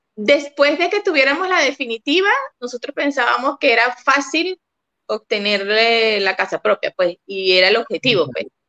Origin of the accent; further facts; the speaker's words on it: Venezuela; moved away as an adult; now in Santiago, Chile; soy venezolana, tenemos ya cinco años en Chile